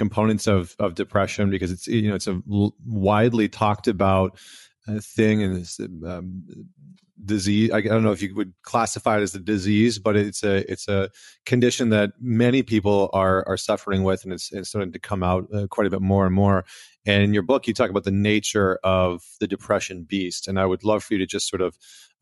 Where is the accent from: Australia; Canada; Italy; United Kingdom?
Canada; now in United States; as a Canadian in America